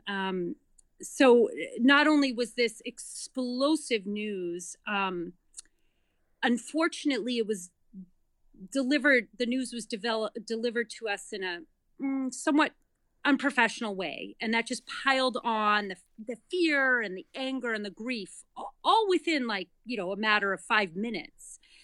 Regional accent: Massachusetts, United States; moved away as an adult; also born or lived in New York City / Denver / Boston; now in North Andover, Massachusetts, United States; I grew up in Massachusetts, went to college in Massachusetts, lived in New York City for over ten years.

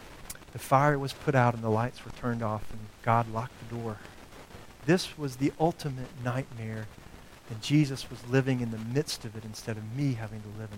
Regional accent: the South, United States; I grew up in the South.

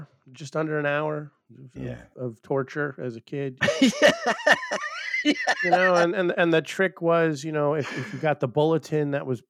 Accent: Buffalo, New York, United States; I'm from Buffalo, New York, and Buffalo has a major, major Polish community

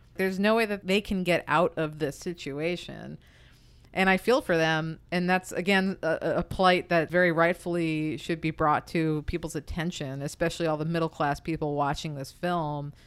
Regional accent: United States; me as an American

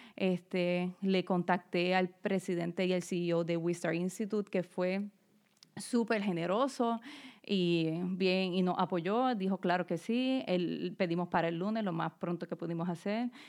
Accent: Ponce, Puerto Rico; moved away as an adult; also born or lived in Bayamón, Puerto Rico / Florida; now in Philadelphia, United States; Yo nací en Bayamón, Puerto Rico, pero alrededor de mis siete años nos mudamos para Ponce, que es en el área sur, este, porque mi papá consiguió un trabajo allá. Y pues ahí fue que crecí y prácticamente me crié hasta la universidad.

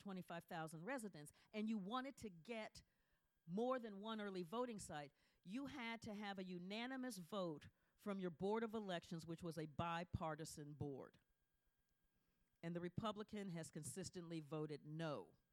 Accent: Ohio, United States; I'm talking about Ohio. I'm from Ohio.

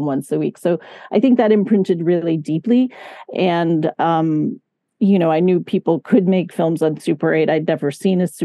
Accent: Catskills / Hudson Valley, New York, United States; I was born in Catskill, but actually, no, it was more like the towns I lived in were like New Paltz, Kingston, Woodstock

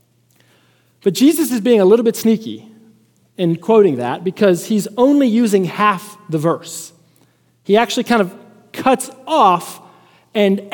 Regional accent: Chicago, Illinois, United States; moved away; also born or lived in Lubbock, Texas; I'm from Chicago

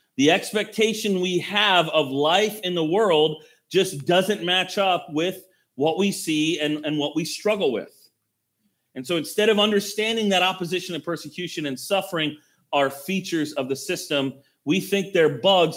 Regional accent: United States; we as American Christians

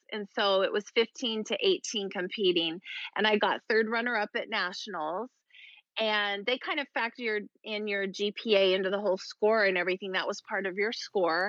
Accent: Idaho, United States; I grew up in Idaho, so it wasn't a huge pageant state

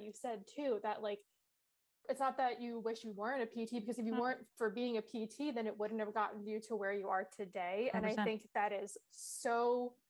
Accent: New York, United States; We're from New York

